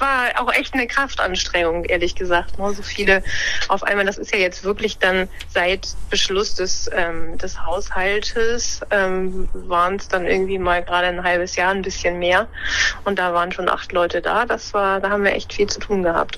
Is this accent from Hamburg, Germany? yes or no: no; Lower Saxony, Germany; moved away; also born or lived in Bremen; ich bin in Niedersachsen aufgewachsen und habe auch in Niedersachsen studiert, in, in Göttingen.